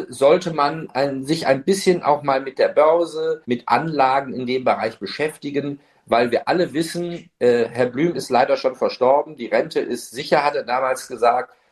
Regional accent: Duisburg, North Rhine-Westphalia, Germany; born there; Meine Mutter ist Deutsche, meine Frau ist Deutsche. Ich bin, in Duisburg geboren, also mehr geht dann schon fast gar nicht.

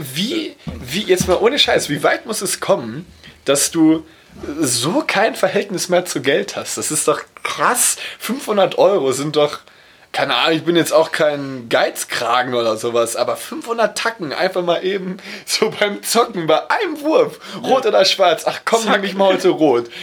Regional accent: Dortmund, North Rhine-Westphalia, Germany; Ich, ich komme aus Dortmund

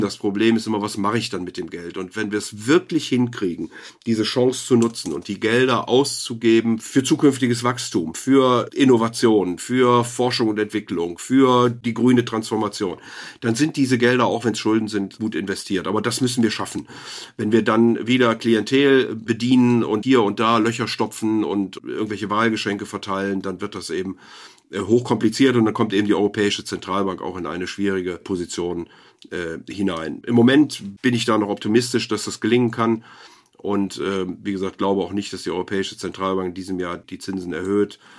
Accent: Rhineland, Germany; als Rheinländer hier

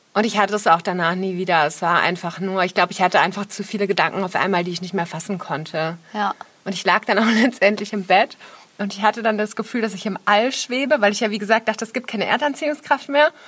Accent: Nuremberg, Bavaria, Germany; moved away as an adult; Nürnberg ist ja auch meine Heimatstadt. Ich habe da 19 Jahre gelebt

